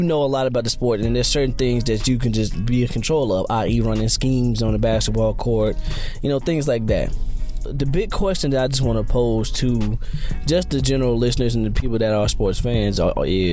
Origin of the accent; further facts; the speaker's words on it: North Carolina, United States; my hometown in North Carolina